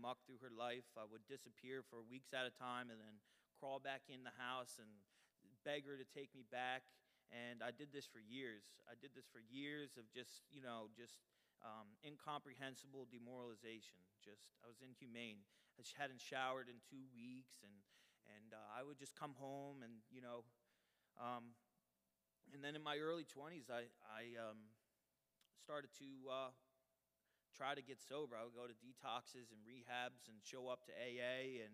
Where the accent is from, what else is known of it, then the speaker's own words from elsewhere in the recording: Trenton, New Jersey, United States; also born or lived in Colorado Springs, Colorado; I grew up in Trenton, New Jersey.